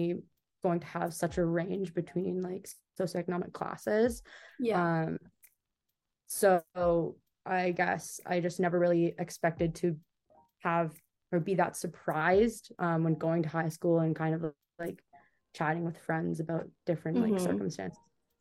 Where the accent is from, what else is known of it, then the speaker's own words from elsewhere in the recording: Waterloo, Ontario, Canada; Ended up moving to KW, which I was born and raised here.